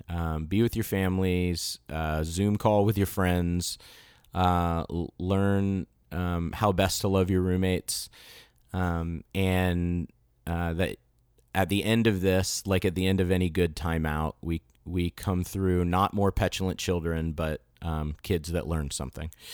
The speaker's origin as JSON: {"language": "English", "country": "United States", "also_born_or_lived": "Florida"}